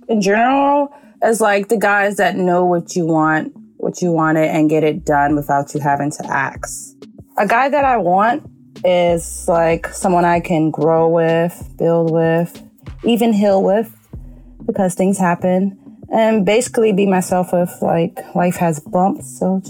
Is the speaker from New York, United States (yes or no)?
yes; New York, United States; I'm 25. I'm from the Bronx.